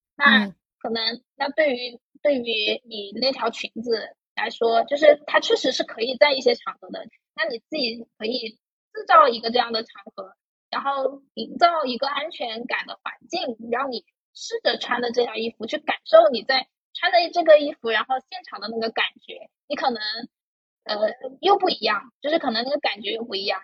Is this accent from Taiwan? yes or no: no; Guangdong, China; 我是潮汕家庭长大